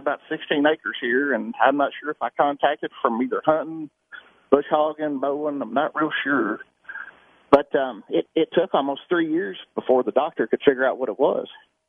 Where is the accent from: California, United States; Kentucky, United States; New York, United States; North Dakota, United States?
Kentucky, United States; Kentucky. I live out by Burnham Forest.